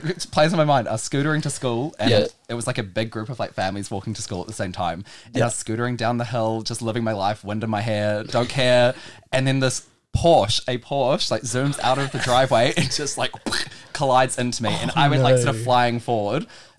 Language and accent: English; Auckland, New Zealand; I'm from Auckland. I've always lived in Auckland.